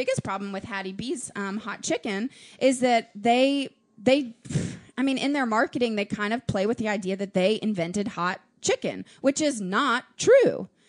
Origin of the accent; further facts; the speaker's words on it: Nashville, Tennessee, United States; moved away as an adult; also born or lived in Florida / Fort Greene, Brooklyn, New York; now in New York, United States; growing up in Nashville